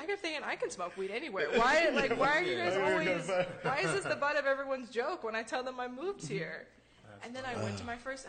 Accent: California, United States; moved away as an adult; also born or lived in Colorado; now in Phoenix, United States; Grew up in California, and like a virus, I spread myself to Colorado. I was there for 4 years in college, loved it. And then I came here afterwards, because I just got over the snow.

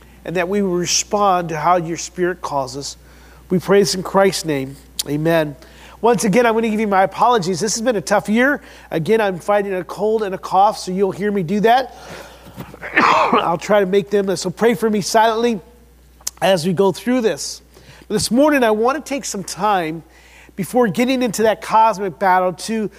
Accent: Midwest, United States; we're from the Midwest

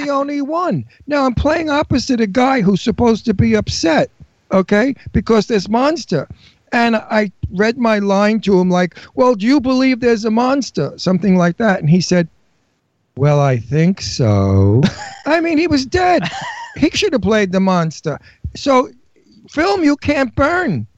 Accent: New York, United States; I'm a New Yorker

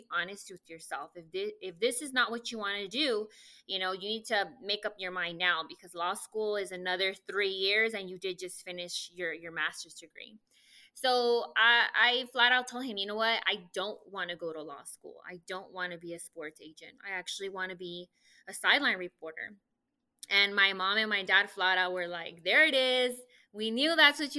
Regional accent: El Paso, Texas, United States; moved away as an adult; now in Rio Grande Valley, United States; originally born and raised in El Paso, Texas

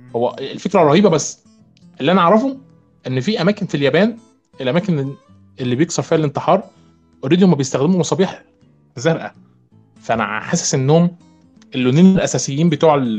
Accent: Egypt; عندنا في مصر

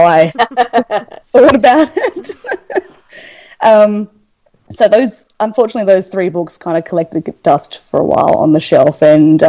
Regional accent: Australia; I'm from Australia

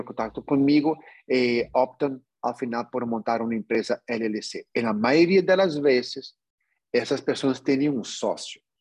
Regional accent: New York, United States; yo nací en Nueva York, pero como pueden percibir, yo, yo tengo sangre latino

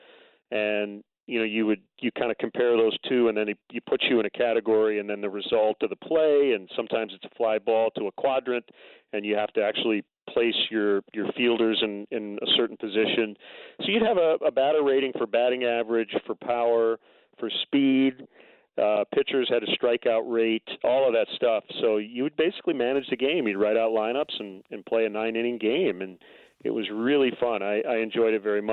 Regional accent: near Lansing, Michigan, United States; moved away; also born or lived in Milwaukee, Wisconsin; moved to Lansing, which is not far from my hometown

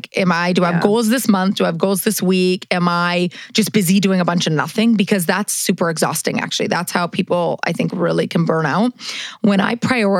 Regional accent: Manitoba, Canada; moved away as an adult; also born or lived in Los Angeles, United States; now in New York City, United States; I grew up in Manitoba, the middle of nowhere

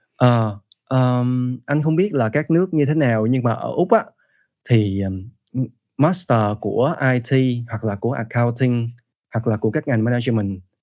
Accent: Vietnam; first language Vietnamese; moved away as an adult; trong những lần về Việt Nam thì anh kết kết hợp học với lại những giáo viên Việt Nam

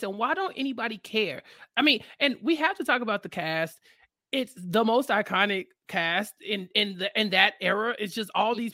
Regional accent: Texas, United States; But for me as a Texan

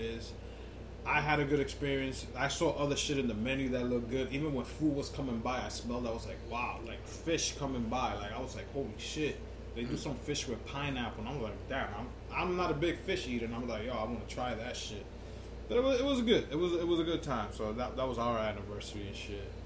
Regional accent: New York, United States; we grew up in New York

